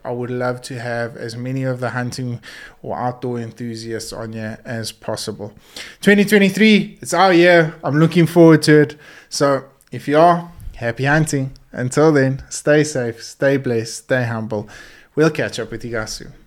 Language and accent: English; South Africa; our South African heritage